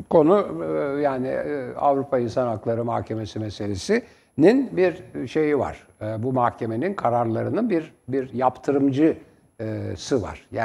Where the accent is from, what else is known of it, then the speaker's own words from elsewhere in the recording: Istanbul, Turkey; Ben tramvayla İstanbul'da büyüdüm. Yani bazen para yokken kapıya asılınır.